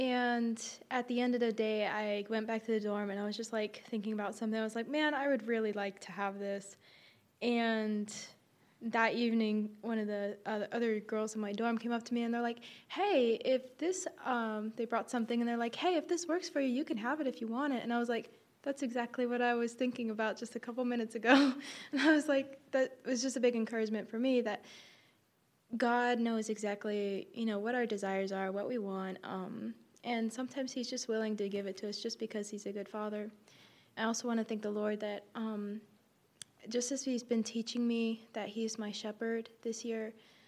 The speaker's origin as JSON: {"language": "English", "town": "Asheville", "region": "North Carolina", "country": "United States", "also_born_or_lived": "Nepal", "said": "I'm from Nepal/Asheville, North Carolina."}